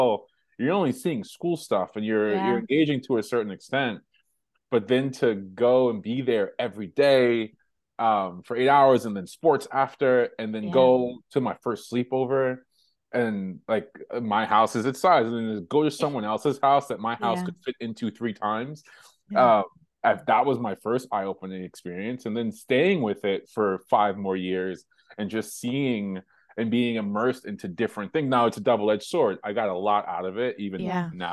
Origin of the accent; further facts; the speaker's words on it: Hempstead, New York, United States; I grew up in Hempstead, New York, and born and raised there.